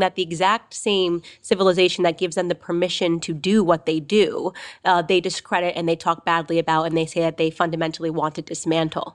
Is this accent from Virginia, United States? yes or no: no; Connecticut, United States; Trinity College, uh, which is in my home state of Connecticut